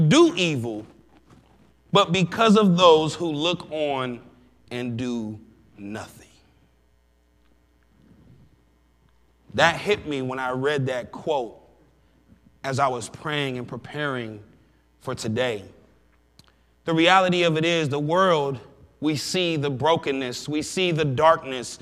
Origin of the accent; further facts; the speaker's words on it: Sandusky, Ohio, United States; I grew up in Sandusky, Ohio